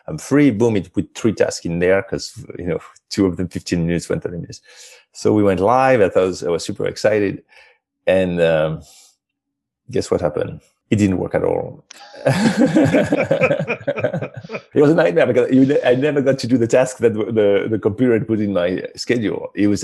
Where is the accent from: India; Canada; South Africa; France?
France; moved away as an adult; I grew up in France